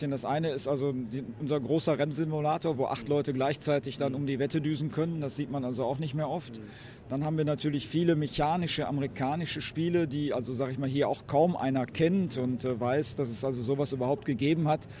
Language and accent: German; Emmerich, North Rhine-Westphalia, Germany; ich komme aus Emmerich